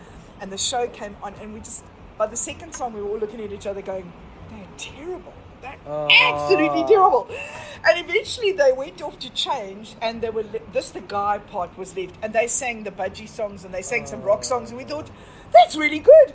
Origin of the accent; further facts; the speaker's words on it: South Africa; South Africans, we